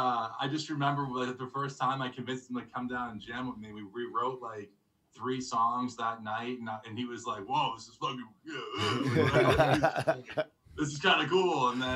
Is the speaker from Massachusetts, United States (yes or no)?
yes; Newton, Massachusetts, United States; moved away as an adult; now in Milwaukee, United States; So I grew up in Newton.